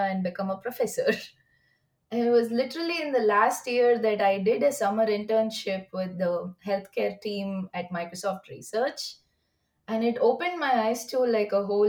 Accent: India; moved away as an adult; also born or lived in University of Washington, Seattle, United States; now in United States; I come from India

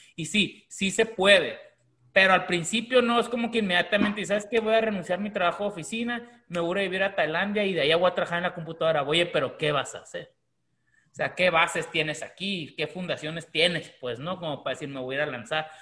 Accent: Mexico; now in United States; aunque somos mexicanos, y, pero aunque vivimos en Estados Unidos

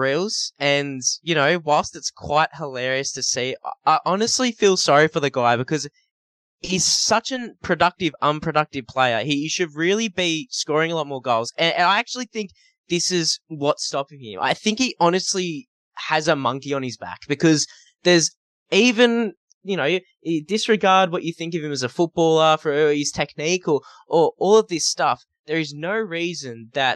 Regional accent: Newcastle, New South Wales, Australia; I'm from Newcastle

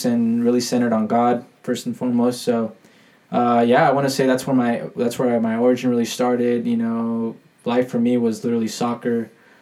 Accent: Santa Clarita, California, United States; I'm from Santa Clarita

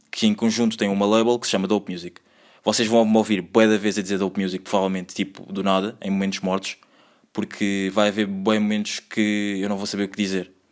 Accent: Angola; born there; moved away; Eu nasci em Angola, tenho três irmãs, não sou o irmão mais velho, sou o segundo irmão mais velho.

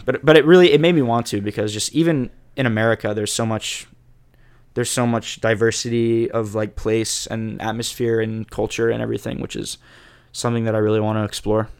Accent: Jacksonville, Florida, United States; moved away as an adult; also born or lived in Chapel Hill, North Carolina; I loved growing up in Jacksonville

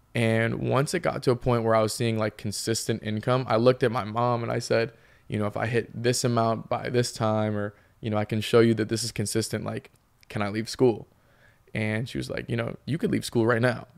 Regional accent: Peabody, Massachusetts, United States; moved away as an adult; now in Los Angeles, United States; I'm obviously from the North Shore, you know, Peabody, Massachusetts

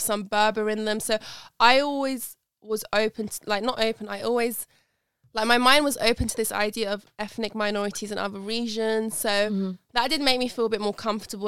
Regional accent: Khuzestan, Iran; moved away; I tell them I'm from Iran

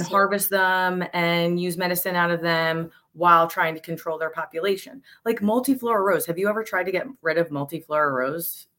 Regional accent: Montgomery County, Pennsylvania, United States; now in Bucks County, United States; I'm currently in Bucks County. We've been in, I grew up in Montgomery County

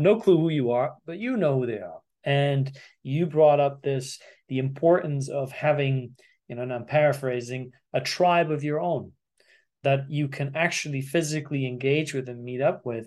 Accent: Germany; growing up in Germany

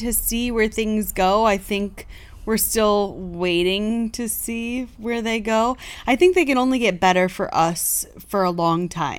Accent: West Coast, United States; we're from the West Coast

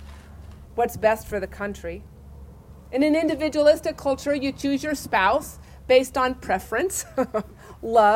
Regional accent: Idaho, United States; I am an Idahoan, a native Idahoan, and those are kind of rare anymore

